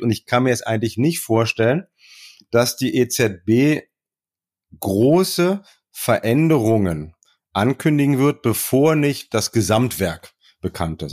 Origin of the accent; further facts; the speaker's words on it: Germany; bei uns in Deutschland